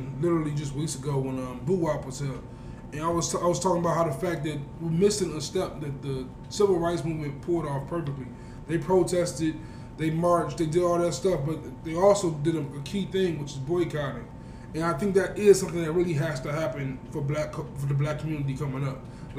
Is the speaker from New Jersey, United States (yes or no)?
no; Chicago, Illinois, United States; we're from Chicago. We're from Chicago